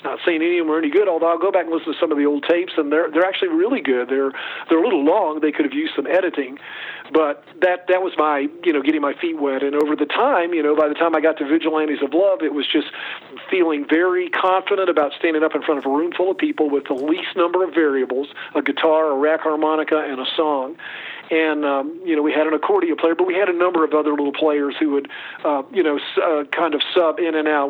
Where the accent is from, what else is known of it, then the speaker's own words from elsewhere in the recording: Chapel Hill, North Carolina, United States; I grew up in Chapel Hill, North Carolina